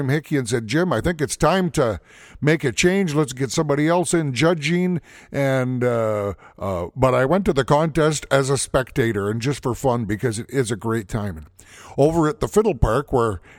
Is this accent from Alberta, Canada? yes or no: yes; St. Paul, Alberta, Canada; I come from St. Paul, Alberta, Canada